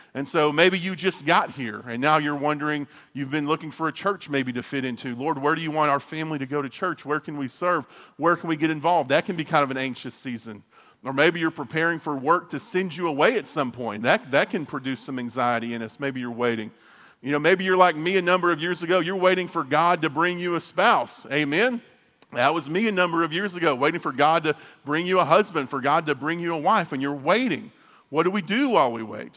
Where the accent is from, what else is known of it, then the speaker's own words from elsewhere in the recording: near Abilene, Texas, United States; also born or lived in Marshall, Texas; I grew up outside of Abilene in a small town, uh, Holly, Holly, Texas, right outside of Abilene.